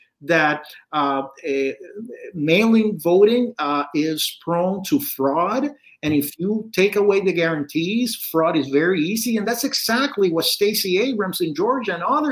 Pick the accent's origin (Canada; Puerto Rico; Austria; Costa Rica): Puerto Rico; I was born and raised in Puerto Rico